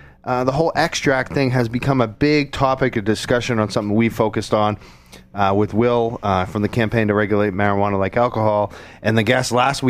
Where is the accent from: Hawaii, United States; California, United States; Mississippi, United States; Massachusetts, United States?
Massachusetts, United States; Byfield; I'm from Byfield